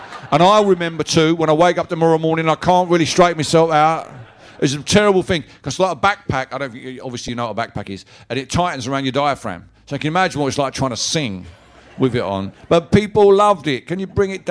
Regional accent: Barking and Dagenham, London, United Kingdom; my hometown is no more racist than any of your hometowns

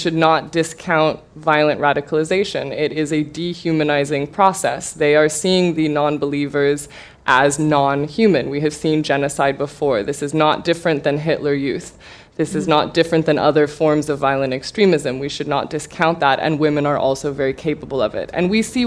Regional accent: California, United States; I'm from California

